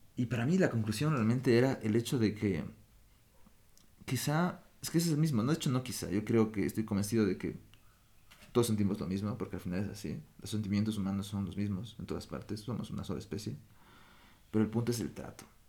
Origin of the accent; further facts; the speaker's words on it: Ecuador; moved away as an adult; also born or lived in Europe; como ecuatoriano siempre sentí que había una división